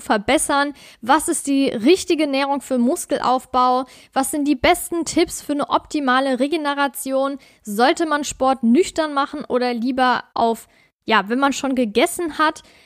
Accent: Saarland, Germany; in Saarbrücken, also meinem Heimatbundesland Saarland

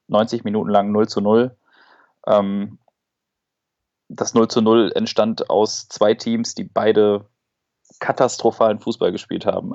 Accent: Duisburg, North Rhine-Westphalia, Germany; bei uns in Duisburg

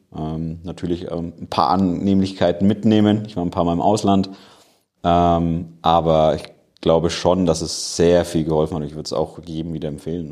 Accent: Nuremberg, Bavaria, Germany; Ich komme eigentlich aus Nürnberg, aber bin hier im schönen Standort in Erlangen

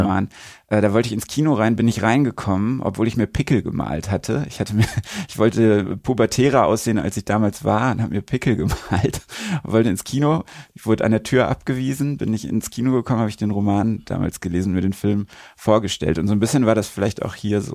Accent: Recklinghausen, North Rhine-Westphalia, Germany; Recklinghausen, meine Heimatstadt

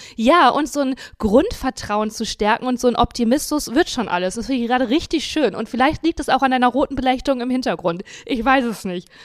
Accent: Dinslaken, North Rhine-Westphalia, Germany; moved away; ich bin in Dienstlagen aufgewachsen

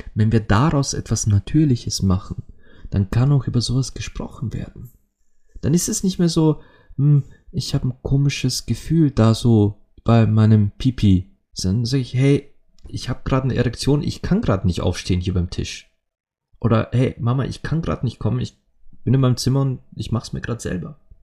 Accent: Austria; bei uns in Österreich

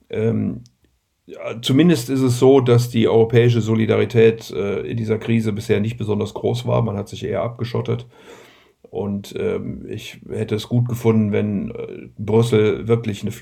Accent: Rhineland, Germany; und bin ja Rheinländer und möchte deswegen auch immer den Menschen ein bisschen Hoffnung am Ende geben

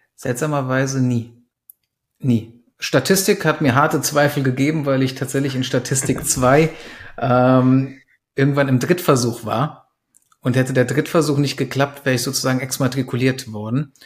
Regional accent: Germany; also born or lived in Romania / Frankfurt / Berlin; in meiner Familie wir kommen ursprünglich aus Rumänien, ähm, sind dann in den 90ern nach Deutschland gekommen. Ich war drei Jahre alt

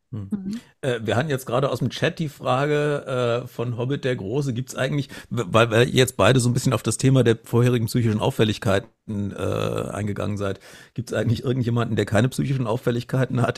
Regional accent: Hanau area, Hesse, Germany; Ich bin auch selber in Hanau geboren und dann im Umland aufgewachsen

